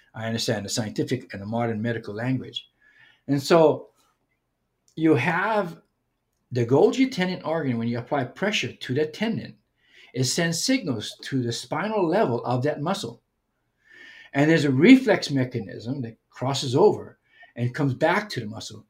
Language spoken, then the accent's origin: English; Hawaii, United States; as a Hawaiian person